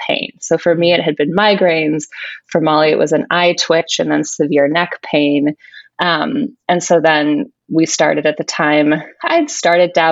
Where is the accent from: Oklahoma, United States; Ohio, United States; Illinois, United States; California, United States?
Illinois, United States; Chicago; moved away; also born or lived in San Francisco / New York; I'm originally from the Chicago area